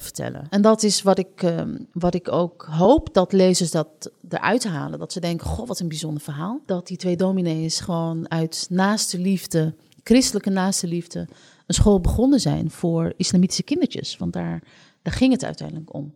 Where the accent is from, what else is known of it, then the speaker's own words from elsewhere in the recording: Netherlands; als je als Marokkaan opgroeit in Nederland